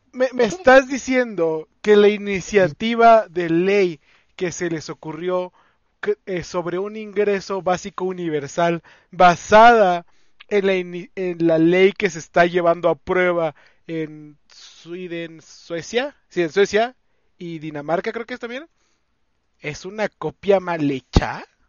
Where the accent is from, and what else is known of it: Mexico